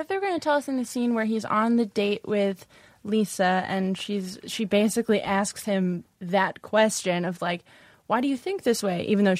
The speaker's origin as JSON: {"language": "English", "town": "Brockton", "region": "Massachusetts", "country": "United States", "tie": "born or raised there"}